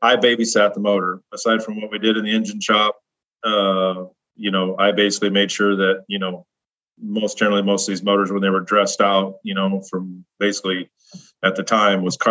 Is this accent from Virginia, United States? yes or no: no; Nebraska, United States; I grew up in the Midwest in Nebraska, and I grew up on a farm.